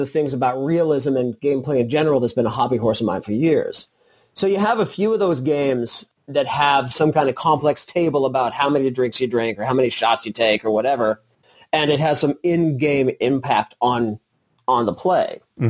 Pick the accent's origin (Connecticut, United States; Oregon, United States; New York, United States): Oregon, United States; Portland; moved away as an adult; also born or lived in Albuquerque; I grew up in Portland, spent about 6 years in Albuquerque, and then came back to the Portland area.